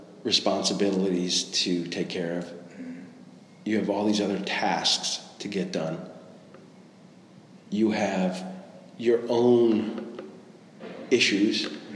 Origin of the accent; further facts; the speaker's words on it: Ireland; Being a creative, being Irish.